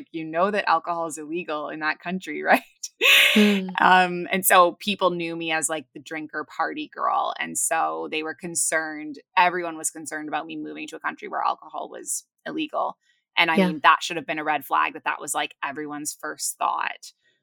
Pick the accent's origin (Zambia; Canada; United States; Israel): Canada; Toronto, Ontario; moved away as an adult; also born or lived in Kuwait / Abu Dhabi, UAE; now in Bali, Indonesia; I am originally from Toronto. I'm Canadian